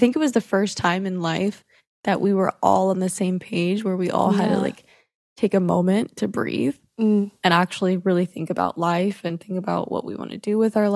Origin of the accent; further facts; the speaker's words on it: Dallas, Texas, United States; accent: twang; I am from Dallas, Texas, in America.